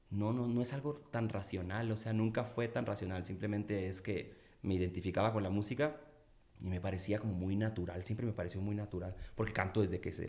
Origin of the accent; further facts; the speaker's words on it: Culiacán, Sinaloa, Mexico; now in Mexico City, Mexico; Fíjate que siempre me clavé mucho con la lluvia en, Culiacán. La idea que yo tenía cuando llegué a vivir a la Ciudad de México es que en Culiacán llovía poco.